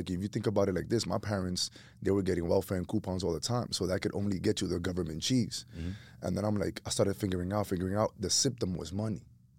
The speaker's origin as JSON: {"language": "English", "town": "New York City", "region": "New York", "country": "United States", "tie": "born or raised there", "said": "born and raised in Washington Heights, two Dominican immigrant parents that came to New York City in the late 70s, early 80s. I'm a kid who grew up on the block"}